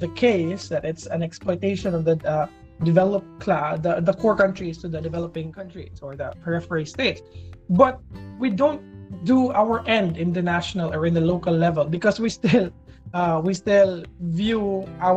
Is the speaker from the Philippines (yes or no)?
yes; Philippines; as being a Filipino